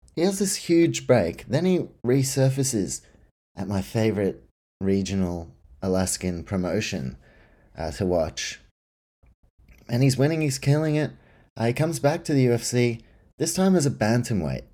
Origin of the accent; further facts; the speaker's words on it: New Zealand; now in Australia; I grew up in New Zealand and Australia.